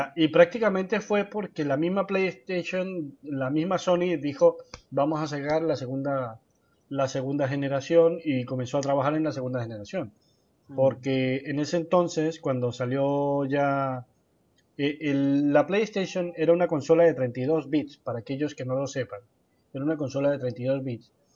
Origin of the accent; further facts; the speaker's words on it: Colombia; en mi país, yo vengo de Colombia